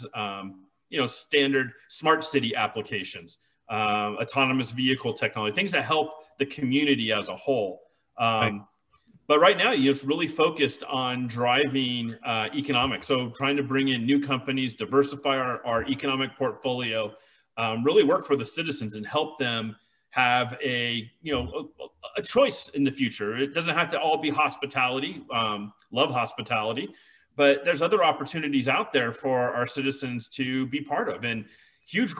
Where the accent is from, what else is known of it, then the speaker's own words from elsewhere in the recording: California, United States; moved away as an adult; now in Las Vegas, United States; I grew up in California all my life